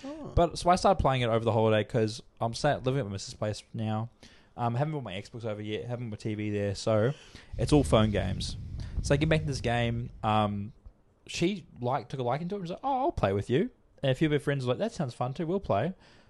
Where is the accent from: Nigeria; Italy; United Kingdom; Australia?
Australia; we're Australian racists